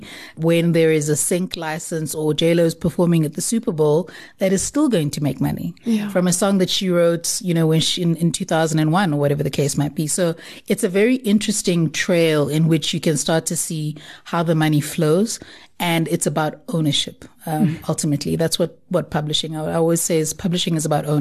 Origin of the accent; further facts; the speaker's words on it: Durban, KwaZulu-Natal, South Africa; I'm originally from Durban